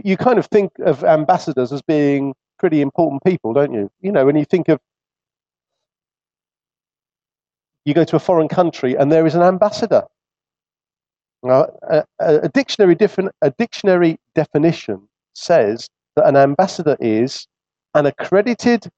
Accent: England, United Kingdom; although we feel comfortable in this land, we've grown up in it, it's, if you like, our nation

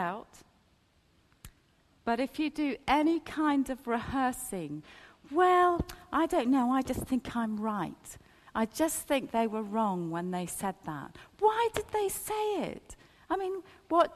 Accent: Ethiopia; now in United Kingdom; I've got a British passport. I was born in Ethiopia.

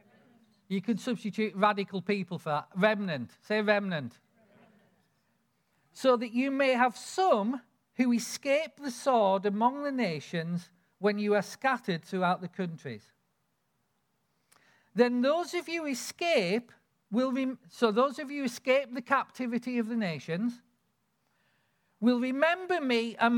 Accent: Lake District, North West England, United Kingdom; I grew up in the Lake District

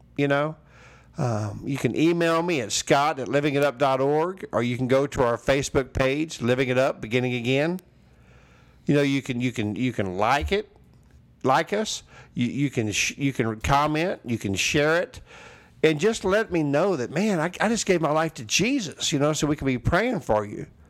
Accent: Texas, United States; I say y'all, yeah, I am from Texas

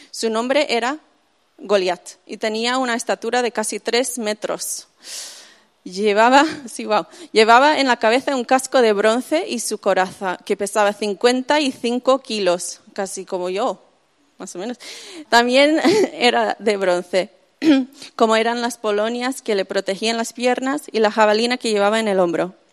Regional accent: Zaragoza, Aragon, Spain; accent: Spain; also born or lived in United States; Eh, y me crié ahí en España, en Zaragoza, para los que lo conocen.

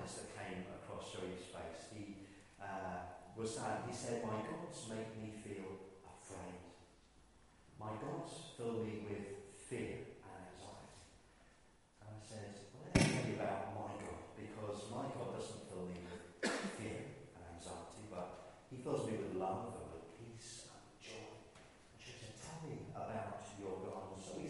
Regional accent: Ireland; I grew up in Ireland, I used to fish as a boy

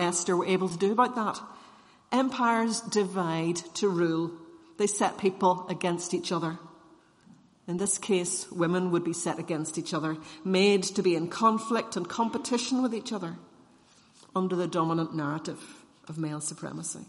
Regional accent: Northern Ireland, United Kingdom; as Irish Presbyterians

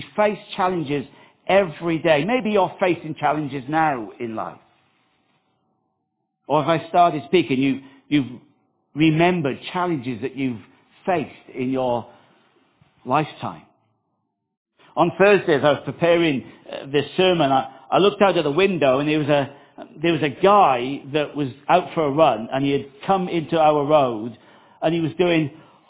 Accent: Wales, United Kingdom; now in Upminster, United Kingdom; I remember back in 2001 when I moved from South Wales to Upminster, and I heard about this thing called the tube. We didn't have the tube in South Wales. We had maybe 2 trains a day in South Wales.

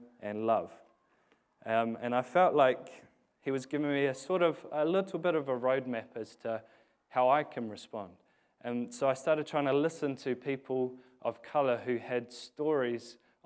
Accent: England, United Kingdom; now in New Zealand; I was born in England

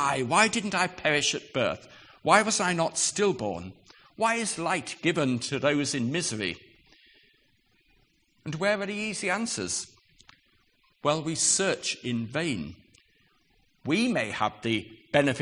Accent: United Kingdom; we're British

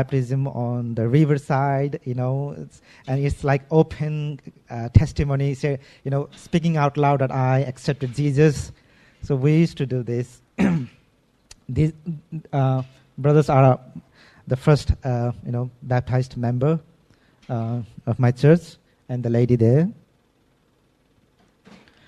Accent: Nepal; now in Damak, Nepal

